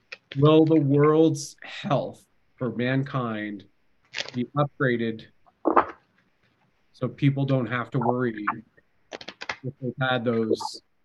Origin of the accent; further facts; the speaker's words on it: Canada; My mother's French-Canadian. I'm Canadian, right? So I can at least do the accent very easily.